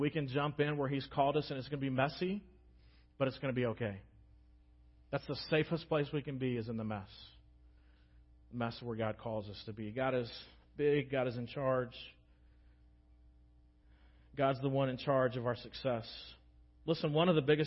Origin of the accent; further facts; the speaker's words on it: United States; especially as American Christians